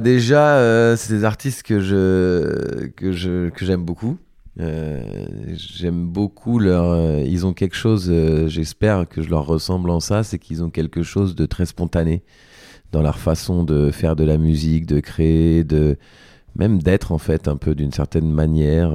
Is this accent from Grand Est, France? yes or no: no; Paris, Île-de-France, France; je suis né à Paris